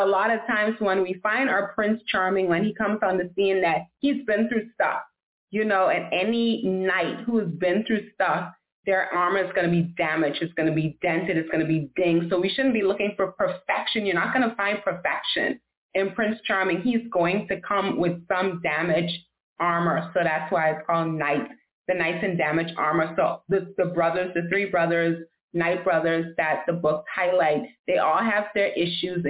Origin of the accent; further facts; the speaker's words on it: Nassau, New Providence, Bahamas; now in Miami, United States; I'm originally from Nassau, Bahamas, born and raised. Now I live in Miami, Florida.